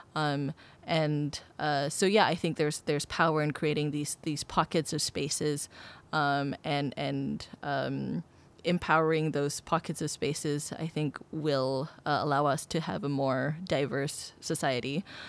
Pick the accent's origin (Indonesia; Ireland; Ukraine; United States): Indonesia; now in Singapore; I've lived in Singapore for twelve years and I consider it my home, uh, although I am originally from Indonesia.